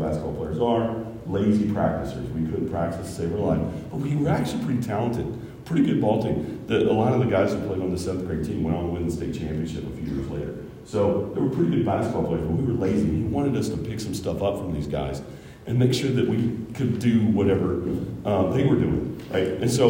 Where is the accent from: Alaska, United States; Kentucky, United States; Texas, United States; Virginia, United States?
Kentucky, United States; moved away; also born or lived in Ohio; I'm from Ohio, I actually grew up in the state of Kentucky